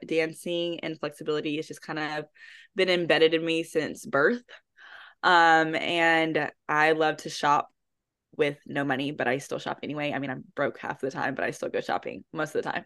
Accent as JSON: {"language": "English", "town": "Houston", "region": "Texas", "country": "United States", "moved": "as an adult", "lives_now": "Dallas, United States", "said": "I am originally from Houston, Texas, but I currently reside in Dallas"}